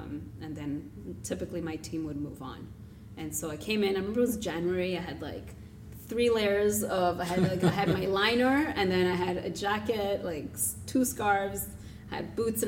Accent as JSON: {"language": "English", "town": "Toronto", "region": "Ontario", "country": "Canada", "tie": "born or raised there", "moved": "as an adult", "said": "So 5 years ago, I moved from Toronto. My experience living there for 20 years was that accessibility. And it took, I think it's timing. You know, mm-hmm. I grew up there, so I also learned where to go, which neighborhoods."}